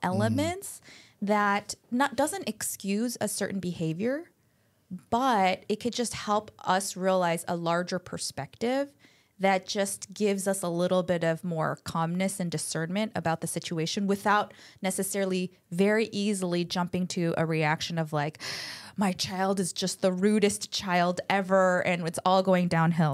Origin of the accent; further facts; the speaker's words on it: Buffalo, New York, United States; also born or lived in Chicago, Illinois; now in California, United States; I was born in Chicago, but grew up mostly ele-, late elementary, middle school, and high school in Buffalo, New York